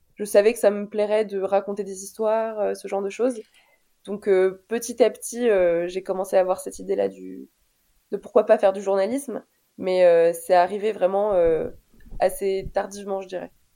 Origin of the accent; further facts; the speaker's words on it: Paris, Île-de-France, France; also born or lived in Alfortville; je suis née en France en 97, à Alfortville, pour être très précise, dans le 94.